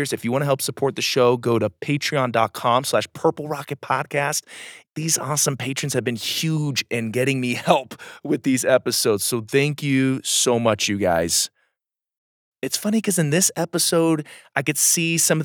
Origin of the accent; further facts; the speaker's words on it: Arizona, United States; now in Southern Colorado, United States; Growing up in Arizona, we had the monsoon season